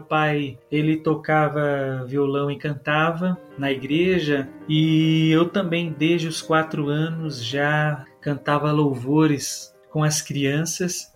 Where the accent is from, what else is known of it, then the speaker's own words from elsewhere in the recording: Brazil; Eu nasci em São Paulo em 23 de setembro de 1990